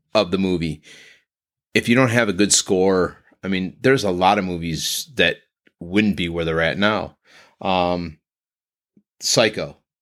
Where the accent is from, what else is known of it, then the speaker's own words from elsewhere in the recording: Northern Ohio, United States; we are from Northern Ohio